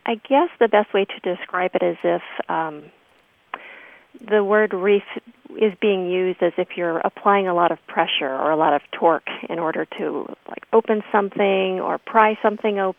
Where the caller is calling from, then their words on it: Traverse City, Michigan, United States; I am calling from Traverse City, Michigan.